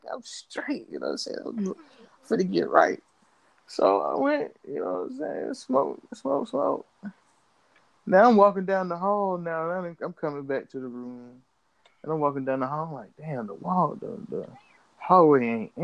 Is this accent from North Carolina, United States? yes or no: yes; Charlotte, North Carolina, United States; I was from Charlotte